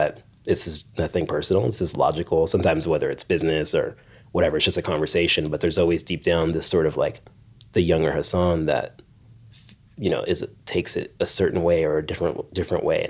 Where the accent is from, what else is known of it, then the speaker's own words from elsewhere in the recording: Orange County, California, United States; I grew up in Orange County